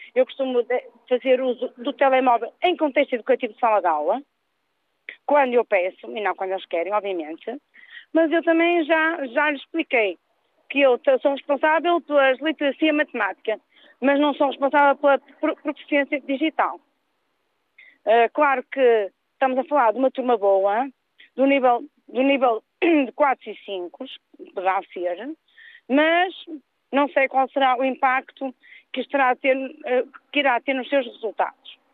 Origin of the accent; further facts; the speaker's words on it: Norte, Portugal; moved away as an adult; now in Lisbon, Portugal; Eu também faço parte dos muitos mil pessoas que sou da Zona Norte, mas tive que migrar para Sul